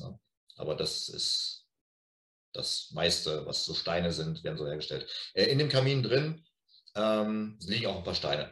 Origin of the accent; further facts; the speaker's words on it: Lippstadt, North Rhine-Westphalia, Germany; wir kommen natürlich beide aus Lippstadt